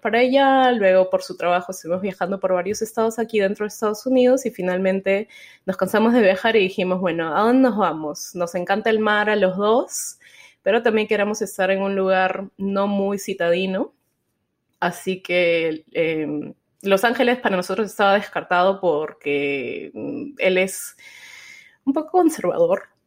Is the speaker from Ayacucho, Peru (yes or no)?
no; Lima, Peru; now in Houston, United States; allá en Lima, que es de donde yo soy